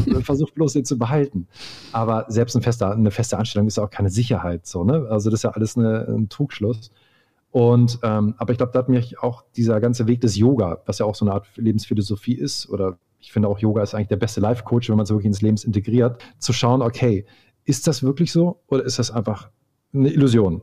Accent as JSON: {"language": "German", "town": "Hildesheim", "region": "Lower Saxony", "country": "Germany", "also_born_or_lived": "Hamburg", "moved": "yes", "said": "bei uns in Hildesheim, wo ich herkomme"}